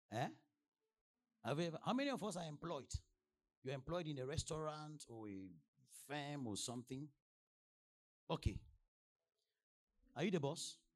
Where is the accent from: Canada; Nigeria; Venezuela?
Nigeria; From the day I landed, let me tell you, before I came from Nigeria, they, were, they were sending updates.